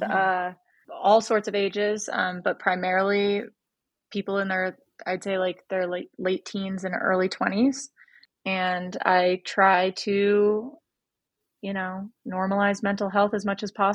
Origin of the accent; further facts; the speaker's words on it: Connecticut, United States; moved away as an adult; also born or lived in Vermont / New York City; I grew up in Connecticut